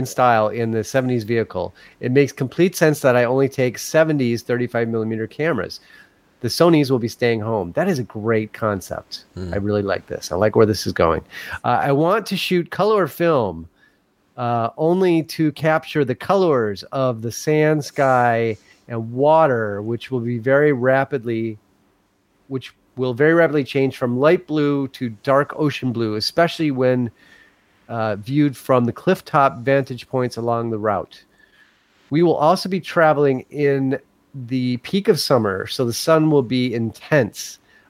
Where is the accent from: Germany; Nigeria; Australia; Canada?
Australia; It's okay, as I'm Australian, so this is a term of endearment.